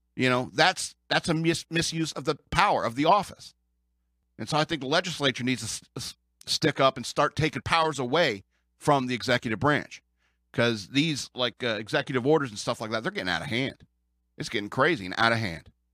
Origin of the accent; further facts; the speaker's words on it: United States; as an American